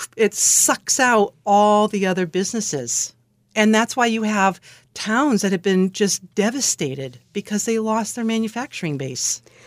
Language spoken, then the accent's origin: English; Alameda, California, United States; moved away as an adult; I grew up in Alameda, California, which someone once described as a little island